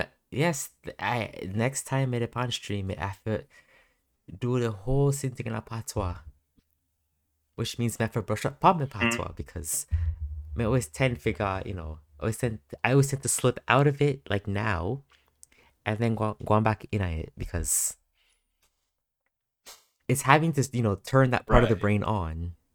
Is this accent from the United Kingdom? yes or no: no; Canada; Yeah, I'm born here.